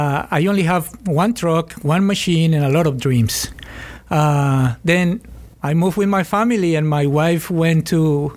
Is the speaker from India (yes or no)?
no; Colombia; English is a second language; moved away as an adult; also born or lived in Fort Lauderdale, United States; now in Gainesville, United States; I'm originally from Colombia and I left my country in 1999 for security issues.